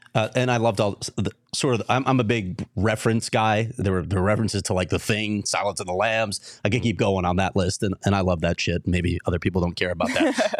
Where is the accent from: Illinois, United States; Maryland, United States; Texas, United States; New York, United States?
Illinois, United States; Chicago; now in Arizona, United States; I'm, I'm born and raised in Chicago.